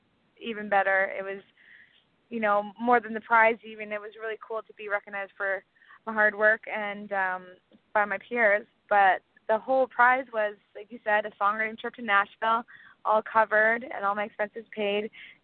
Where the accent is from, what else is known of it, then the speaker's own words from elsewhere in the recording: Castlegar, British Columbia, Canada; my hometown, Castlegar, BC